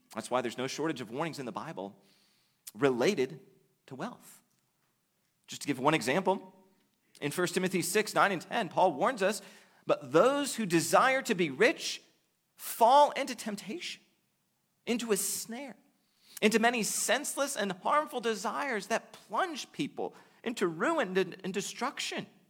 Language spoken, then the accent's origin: English; United States; the vast majority of us face as American Christians